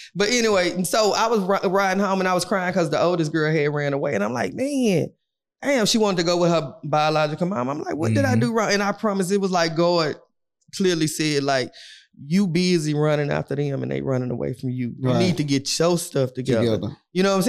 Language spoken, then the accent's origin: English; Houston, Texas, United States; I'm from Fifth Ward